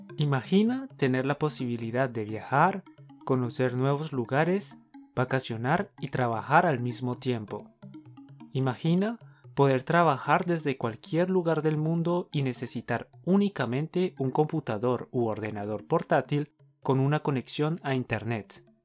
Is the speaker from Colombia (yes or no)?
yes; Colombia; somos dos profes colombianos